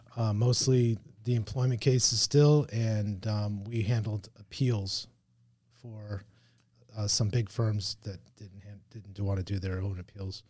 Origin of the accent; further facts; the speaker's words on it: Hialeah, Florida, United States; also born or lived in Miami Springs / Richmond Heights / Palmetto Bay; I was born in Miami, born in Hialeah.